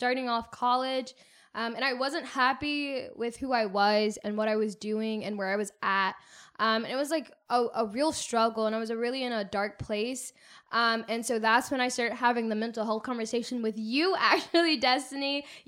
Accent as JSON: {"language": "English", "town": "Pensacola", "region": "Florida", "country": "United States", "tie": "born or raised there", "said": "I was born and raised in Pensacola, Florida. Shout out to the Panhandle."}